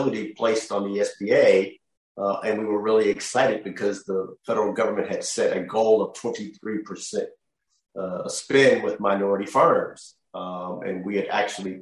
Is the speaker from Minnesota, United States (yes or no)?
no; Oakland, California, United States; I grew up in Oakland.